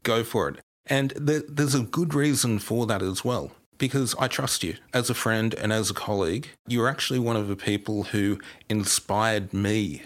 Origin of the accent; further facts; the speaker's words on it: New England region of New South Wales, Australia; I'm originally from the New England region of New South Wales. So, Sydney, when I was growing up, was a good seven or eight hours drive away for me.